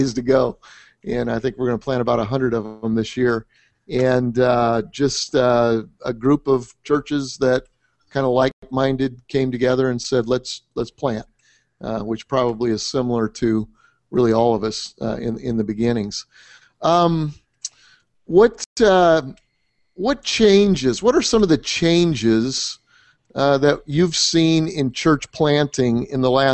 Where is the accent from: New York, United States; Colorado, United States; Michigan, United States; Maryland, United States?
Colorado, United States; I grew up in Colorado